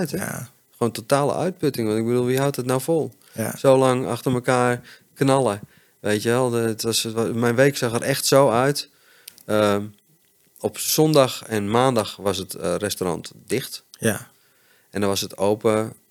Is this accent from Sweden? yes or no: no; Hoogeveen, Drenthe, Netherlands; born there; moved away; Ik ben in Hogeveen geboren.